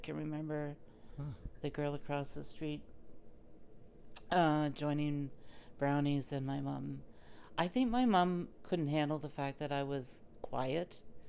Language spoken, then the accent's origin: English; Kitchener, Ontario, Canada; also born or lived in Waterloo; Stony Brook Drive, down in Kitchener.